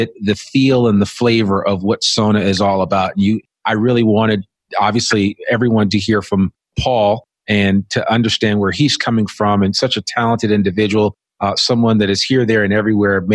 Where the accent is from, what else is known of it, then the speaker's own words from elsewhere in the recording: outside of New York City, United States; now in Northwest Arkansas, United States; I grew up outside of New York City